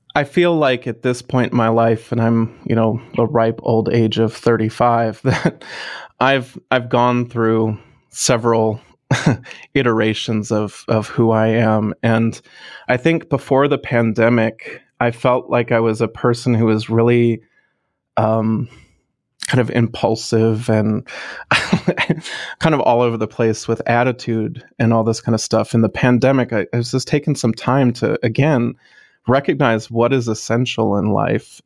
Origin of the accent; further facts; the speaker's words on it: West Virginia, United States; also born or lived in Pittsburgh; my hometown orchestra being from West Virginia